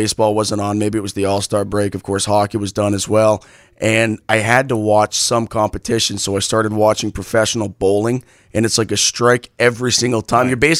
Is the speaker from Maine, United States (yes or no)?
yes; Maine, United States; accent: Maine; moved away as an adult; now in Arizona, United States; you have a Maine accent. It's like, because I'm from Maine.